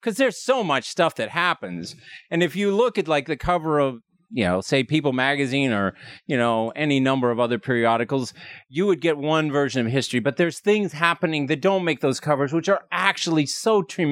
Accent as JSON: {"language": "English", "region": "Montana", "country": "United States", "tie": "born or raised there", "moved": "yes", "lives_now": "Washington, D.C., United States", "said": "I grew up in Montana."}